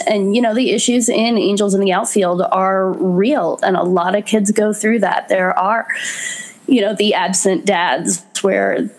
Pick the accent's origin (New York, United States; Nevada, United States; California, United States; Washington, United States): New York, United States; New York City; moved away; also born or lived in Florida; I'm originally from New York City.